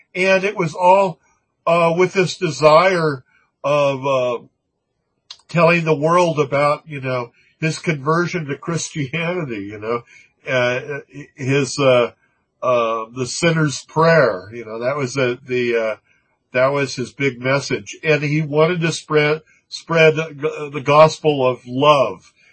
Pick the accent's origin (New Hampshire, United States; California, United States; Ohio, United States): California, United States; Manhattan Beach; my hometown